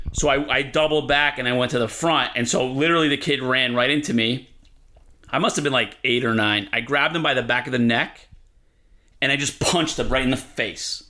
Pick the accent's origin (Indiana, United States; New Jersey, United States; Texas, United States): New Jersey, United States; Elizabeth; moved away as an adult; now in East Harlem, New York City, United States; I'm from Elizabeth, New Jersey, which is a really rough place